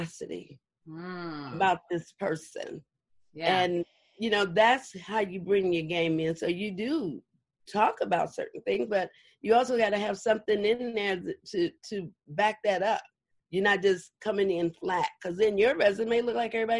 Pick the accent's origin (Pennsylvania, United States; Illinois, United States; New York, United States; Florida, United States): Illinois, United States; Chicago; now in Los Angeles, United States; I'm from Chicago. And so everything about me started from when I was a little girl in Chicago.